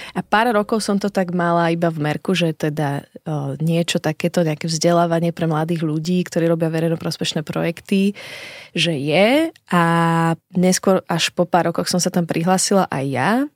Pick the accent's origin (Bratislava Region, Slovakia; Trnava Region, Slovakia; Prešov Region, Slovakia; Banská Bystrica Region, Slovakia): Bratislava Region, Slovakia; Bratislava; also born or lived in Šaštín, Záhorie / Brno; now in Šaštín-Stráže, Slovakia; narodila som sa v Bratislave a v súčasnosti žijem v Šaštine na záhory malom mestečku